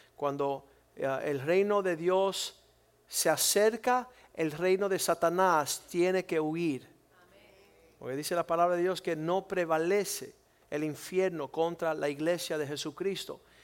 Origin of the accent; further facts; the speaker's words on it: Cuba; moved away; nosotros somos cubanos y nunca hemos podido disfrutar nuestro país